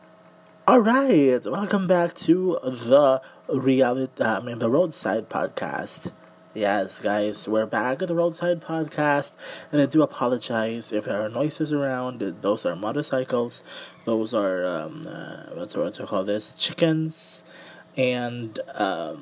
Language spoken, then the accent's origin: English; Mandaue, Central Visayas, Philippines; I am from Mandawi City, Cebu. Still part of Cebu though, but I am from Mandawi City, Cebu